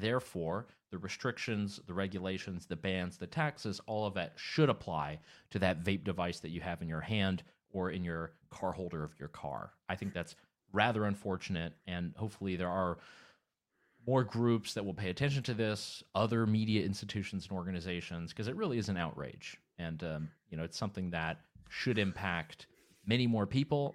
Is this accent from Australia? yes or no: no; Canada; I'm originally from Canada